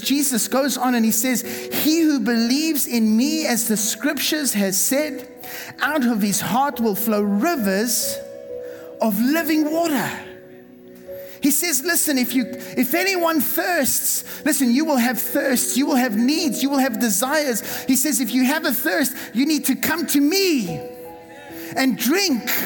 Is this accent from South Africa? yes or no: yes; South Africa; moved away; the church that I was raised in in South Africa